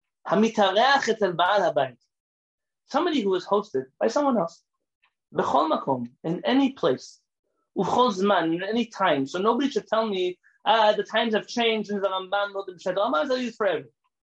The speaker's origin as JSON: {"language": "English", "country": "Iran", "moved": "yes", "said": "I've never had a rabbi come to my house since I came from Iran who just ate my food because he trusted me that my food was kosher."}